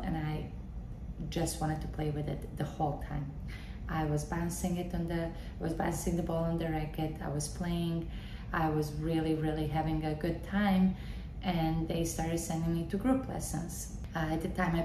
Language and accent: English; Bosnia & Herzegovina; also born or lived in Waco, Texas, United States; now in Wellington, United States; I'm originally from Bosnia and Herzegovina.